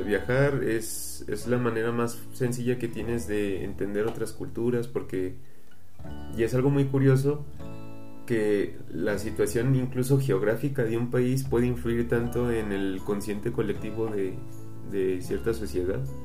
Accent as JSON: {"language": "Spanish", "country": "Mexico", "said": "nuestro país"}